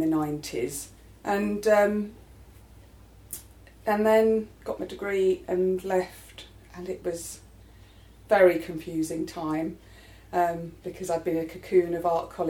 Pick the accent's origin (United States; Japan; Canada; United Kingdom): United Kingdom; London; I grew up in Penge, not far from where I live now